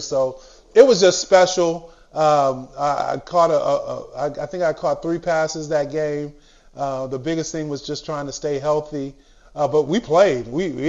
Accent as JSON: {"language": "English", "town": "Honolulu", "region": "Hawaii", "country": "United States", "tie": "born or raised there", "said": "I'm born and raised in Honolulu, Hawaii. actually, where I was born is a place called Halava Heights."}